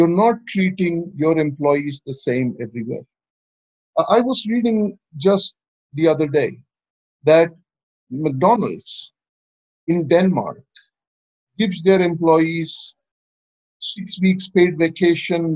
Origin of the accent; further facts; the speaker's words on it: India; I'm from India